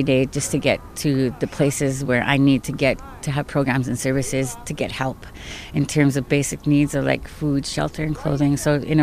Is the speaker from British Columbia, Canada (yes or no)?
no; Lloydminster, Alberta, Canada; also born or lived in Onion Lake; now in Edmonton, Canada; where I was raised in Lloydminster with my mom as a single parent